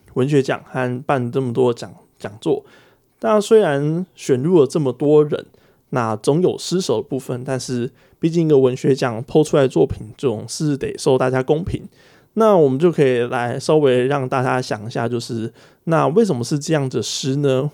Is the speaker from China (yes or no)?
no; Taiwan; 这个是我们在台湾用的正确的呃标点符号是上引号跟下引号